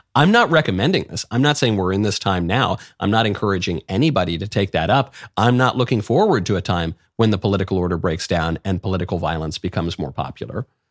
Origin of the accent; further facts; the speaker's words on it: United States; as an American